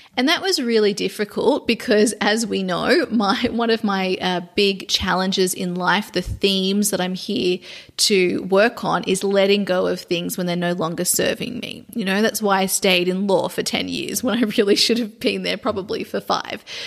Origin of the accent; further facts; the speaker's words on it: Sydney, New South Wales, Australia; moved away; Sydney, Australia, which is my hometown